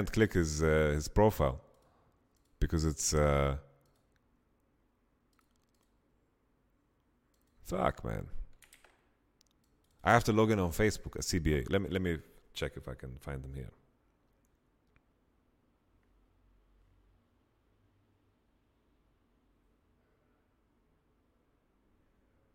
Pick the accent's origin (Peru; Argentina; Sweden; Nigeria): Sweden; English is a second language; in Sweden, like in my hometown